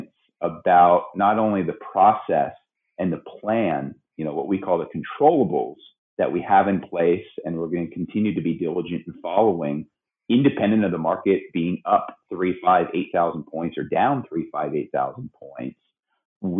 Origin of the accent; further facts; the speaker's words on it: Pennsylvania, United States; moved away as an adult; now in Sacramento, United States; born and raised in Pennsylvania, even though I've been in Sacramento 21 years